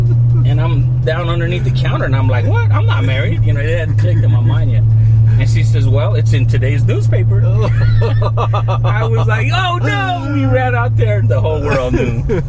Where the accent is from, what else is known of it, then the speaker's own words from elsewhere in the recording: Shiprock, New Mexico, United States; also born or lived in Phoenix; I was born and raised in Shiprock. And I grew up in the tire and the towing business with my dad.